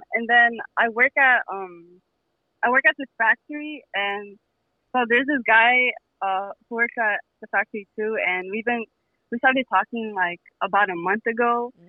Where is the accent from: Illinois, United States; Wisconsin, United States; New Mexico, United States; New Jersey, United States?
Illinois, United States; Chicago; I'm from Chicago. I'm 19.